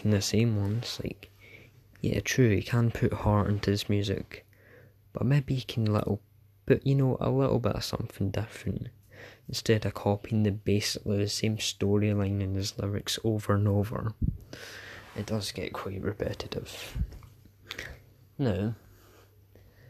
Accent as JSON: {"language": "English", "region": "Scotland", "country": "United Kingdom", "said": "I'm Scottish"}